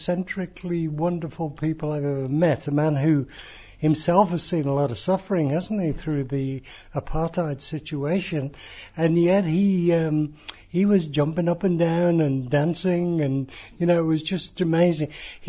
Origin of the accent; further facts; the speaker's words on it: Nigeria; born there; You know, I was born in Nigeria of missionary parents